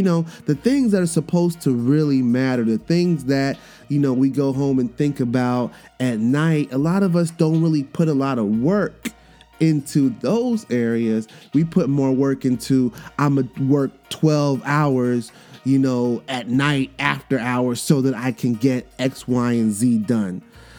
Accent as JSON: {"language": "English", "region": "New York", "country": "United States", "tie": "born or raised there", "also_born_or_lived": "Miami, United States", "said": "growing up as a military brat and spending my, you know, growing up in New York in the hood and then spending my summers in Miami and then having this international background that I have, this Caribbean background, cultural background"}